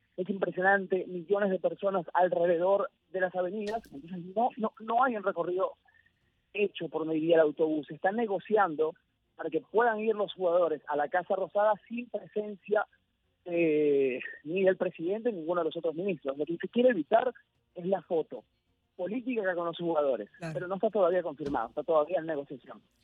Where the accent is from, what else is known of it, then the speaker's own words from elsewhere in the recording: Venezuela; now in Buenos Aires, Argentina; yo soy venezolano